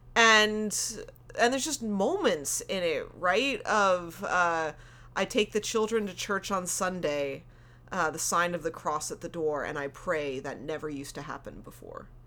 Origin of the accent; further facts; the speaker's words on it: United States; moved away as an adult; now in Canada; as an American